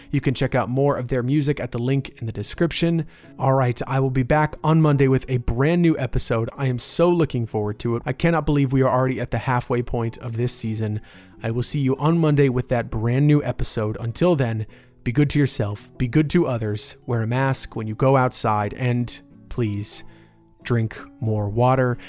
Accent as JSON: {"language": "English", "town": "Winter Park", "region": "Florida", "country": "United States", "said": "my hometown shop. It's nestled on the north end of Park Avenue in Winter Park, right where I went to college."}